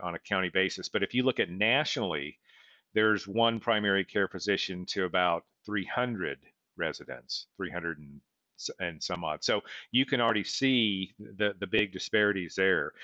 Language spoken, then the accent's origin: English; Weatherford, Oklahoma, United States; my hometown of Weatherford